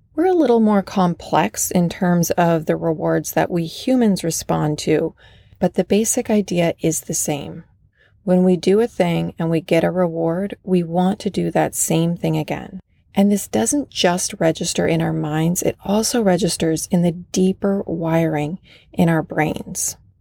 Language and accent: English; Vermont, United States; moved away; also born or lived in Los Angeles; Vermont, my home state